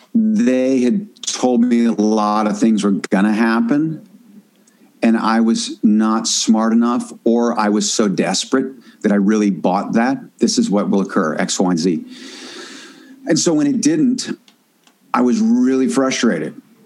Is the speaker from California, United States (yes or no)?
yes; Northern California, United States; also born or lived in Washington, D.C.; I grew up in Northern California